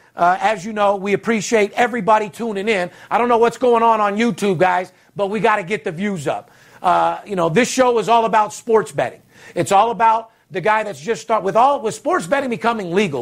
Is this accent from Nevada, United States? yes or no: yes; Las Vegas, Nevada, United States; I'm the only guy, third generation, born and raised in Las Vegas